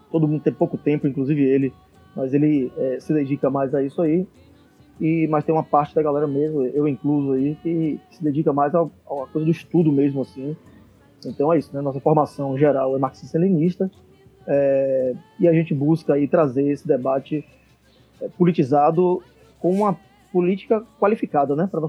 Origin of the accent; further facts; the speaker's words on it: Salvador, Bahia, Brazil; Salvador. Somos de Salvador.